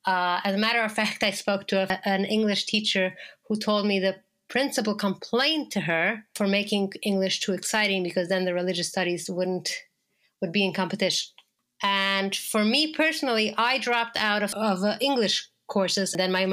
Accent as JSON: {"language": "English", "town": "Boisbriand", "region": "Quebec", "country": "Canada", "tie": "born or raised there", "second_language": "English", "lives_now": "Montreal, Canada", "said": "So for me, I was raised in Tosh from when I was a baby. So I went to the school. It was a girls' school only, obviously. And we had Yiddish in the morning, religious studies."}